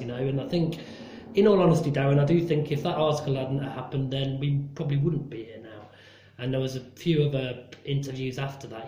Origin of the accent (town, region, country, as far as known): Nottingham, East Midlands, United Kingdom; born or raised there; moved away as an adult; also born or lived in London